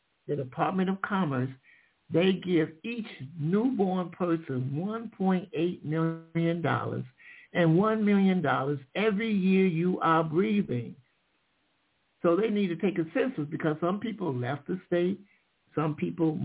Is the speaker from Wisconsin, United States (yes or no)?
no; Michigan, United States; I'm from Michigan